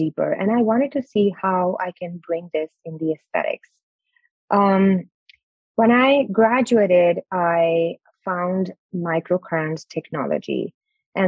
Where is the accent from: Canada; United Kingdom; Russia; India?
India; moved away as an adult; now in United States; And I'm born and brought up in India.